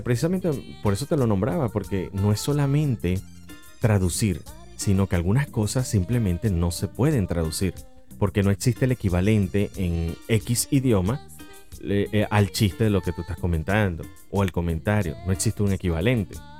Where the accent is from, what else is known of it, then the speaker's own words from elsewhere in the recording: Venezuela; soy venezolano